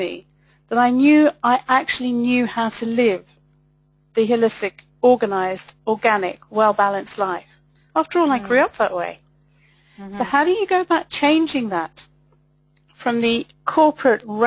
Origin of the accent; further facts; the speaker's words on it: Malawi; moved away as an adult; also born or lived in Zimbabwe / Europe; I moved to Malawi, where I grew up, when I was 4